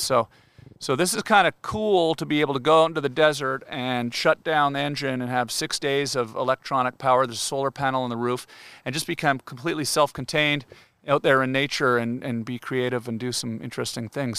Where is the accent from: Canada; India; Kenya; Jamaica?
Canada; I'm Canadian. We say washroom